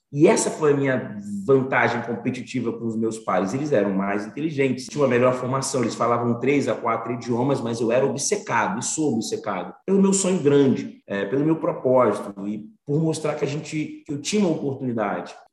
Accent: Salvador, Bahia, Brazil; born there; also born or lived in Espírito Santo / Rio de Janeiro / São Paulo; eu fiquei nasci em Salvador, depois eu fui para o Espírito Santo, depois eu vim para o Rio de Janeiro, depois eu fui para São Paulo.

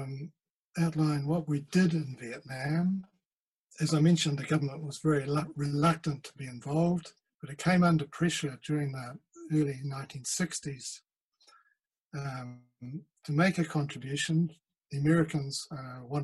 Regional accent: New Zealand

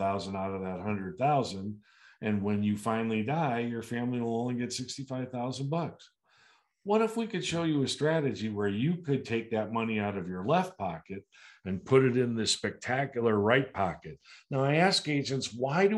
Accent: United States

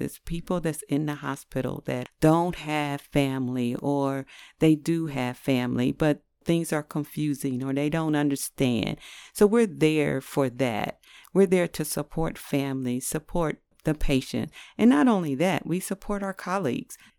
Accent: New York City, New York, United States; now in Ohio, United States; I was born in Brooklyn, New York, and then moved to Ohio

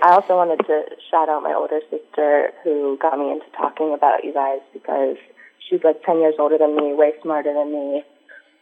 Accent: South Florida, United States; now in Orlando, United States; I'm from South Florida, living in Orlando

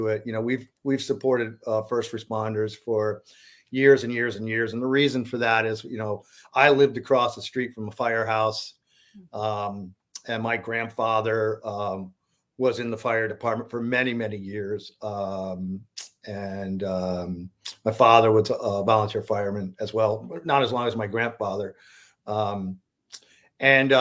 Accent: Berlin, New York, United States; moved away; I grew up in Berlin, in Rensselaer County. It's a lumber mill town.

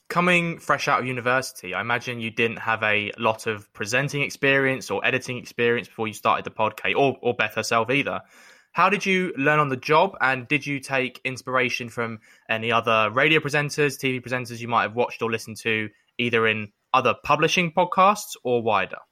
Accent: London, United Kingdom; growing up in North East London

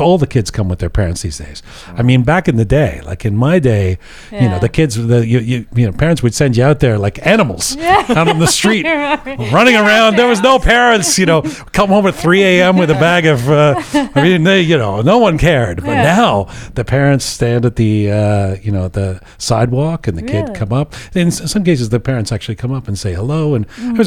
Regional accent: London, United Kingdom; moved away; also born or lived in Iran; I grew up in London and we didn't have Halloween

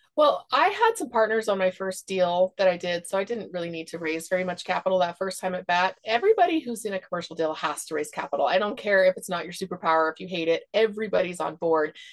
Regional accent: Seattle, Washington, United States; moved away; also born or lived in Idaho / Texas; I grew up in Seattle

